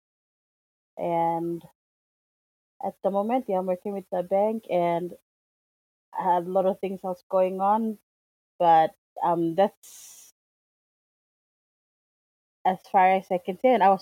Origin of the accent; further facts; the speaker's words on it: Papua New Guinea; I come from Papua New Guinea